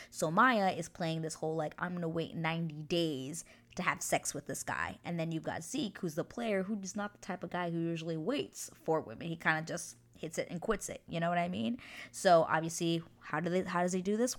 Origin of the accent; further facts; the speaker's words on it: United States; now in New Westminster, Canada; I am an American citizen, but I do live in Canada